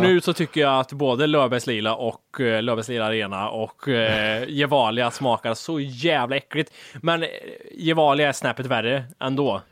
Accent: Värmland, Sweden; Vi, vi har ju uppväxta med det här. Vi kommer från Värmland

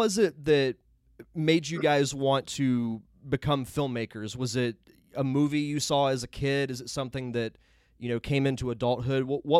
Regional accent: Pensacola, Florida, United States; I'm from Pensacola, which is in the northwest portion of Florida

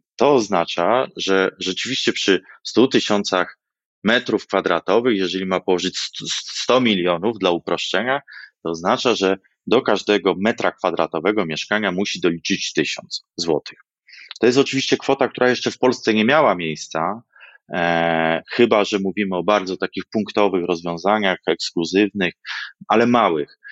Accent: Wrocław, Lower Silesian Voivodeship, Poland; jako wrocławianin

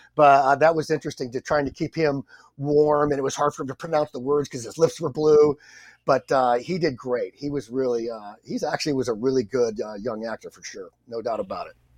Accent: San Diego, California, United States; I'm from San Diego

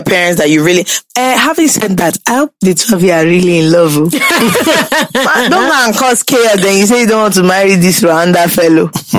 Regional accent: Nigeria; When it comes to Nigerians, people really don't like us.

